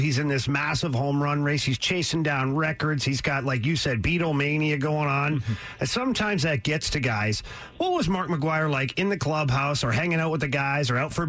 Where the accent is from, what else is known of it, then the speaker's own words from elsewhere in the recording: Ottawa, Ontario, Canada; I'm from Canada, originally from Ottawa, Canada, and I grew up